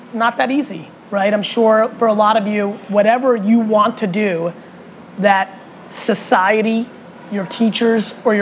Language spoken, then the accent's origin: English; United States; also born or lived in Russia; moved to America when I was little. And I was a kid growing up in the 1980s in America